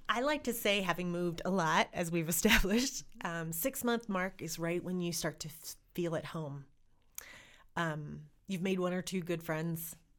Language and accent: English; Montana, United States; also born or lived in Oregon; I am American and Montanan